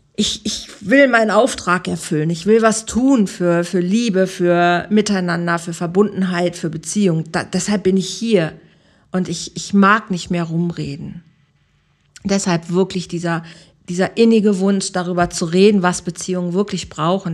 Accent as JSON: {"language": "German", "country": "Germany", "moved": "as an adult", "lives_now": "Mallorca, Spain", "said": "wir sind Deutsche, wir bleiben Deutsche"}